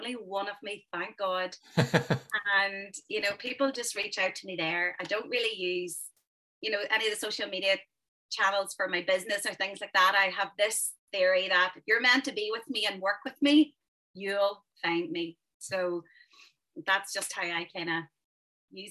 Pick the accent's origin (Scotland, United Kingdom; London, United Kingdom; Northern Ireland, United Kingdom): Northern Ireland, United Kingdom; Carrickmore; I was brought up in Carrickmore